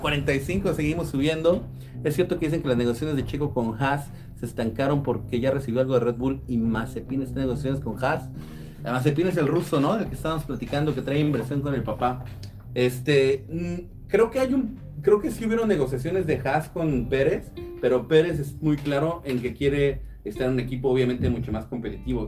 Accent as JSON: {"language": "Spanish", "town": "Atizapán de Zaragoza", "region": "State of Mexico", "country": "Mexico", "moved": "yes", "lives_now": "Dominican Republic", "said": "Vivo en República Dominicana, pero estoy, pero soy eh, atizapense, si se puede decir."}